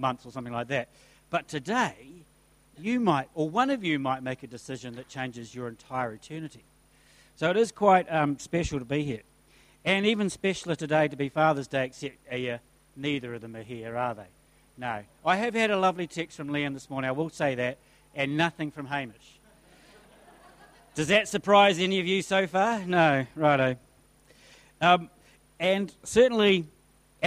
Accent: Christchurch, Canterbury, New Zealand; moved away; I grew up in Christchurch, so I bleed red and black

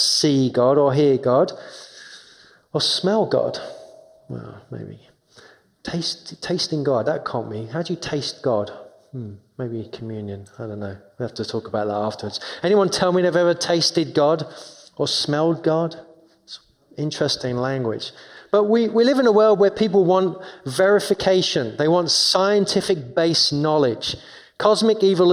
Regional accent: London, United Kingdom; moved away; I grew up in London, in 2 miles away from Wimbledon tennis.

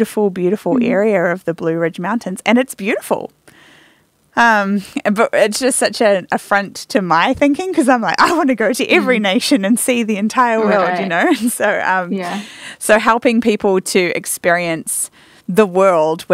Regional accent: New Zealand; moved away; I'm from New Zealand

